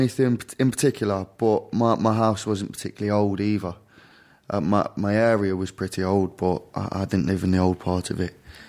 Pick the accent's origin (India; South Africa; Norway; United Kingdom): United Kingdom; Derby, East Midlands; The UK, the very central regions of the UK, a place called Derby.